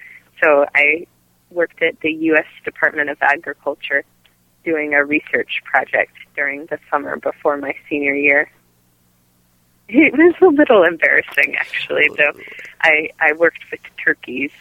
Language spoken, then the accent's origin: English; Maryland, United States; moved away as an adult; now in California, United States; I grew up in Maryland